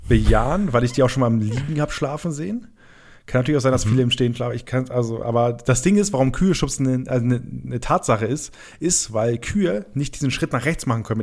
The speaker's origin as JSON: {"language": "German", "country": "Germany", "said": "weil ich komme aus dem Rheinland, das ist noch ein kleinerer Part von Ostfriesland."}